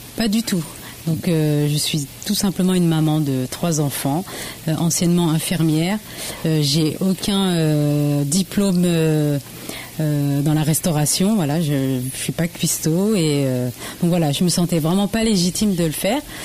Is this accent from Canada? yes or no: no; Le Havre, Normandy, France; je suis d'origine d'Asie, du Laos précisément, et donc et je suis née par contre au Havre pure normande.